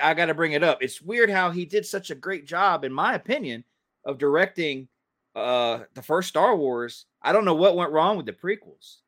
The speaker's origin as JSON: {"language": "English", "town": "Kennesaw", "region": "Georgia", "country": "United States", "tie": "born or raised there", "accent": "southern", "said": "where I grew up in Kennesaw, where I was living and went to school"}